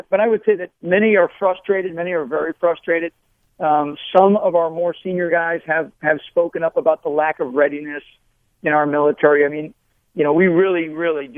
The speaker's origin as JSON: {"language": "English", "country": "United States", "said": "being an American"}